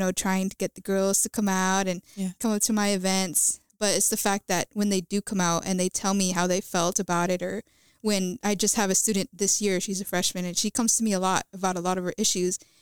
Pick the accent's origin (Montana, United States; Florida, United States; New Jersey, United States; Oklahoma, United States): Florida, United States; Central; moved away as an adult; now in Owensboro, United States; I'm from Central Florida near Disney